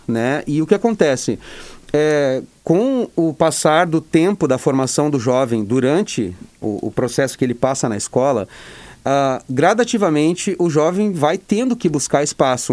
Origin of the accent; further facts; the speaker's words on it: Santa Cruz do Sul, Rio Grande do Sul, Brazil; also born or lived in Porto Alegre; eu vim é, de volta né, para a região, eu sou de Santa Cruz